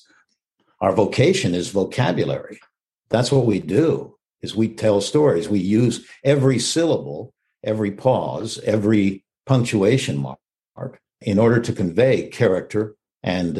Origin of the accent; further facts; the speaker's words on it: Texas, United States; I was raised in Texas, and I've always been a Westerner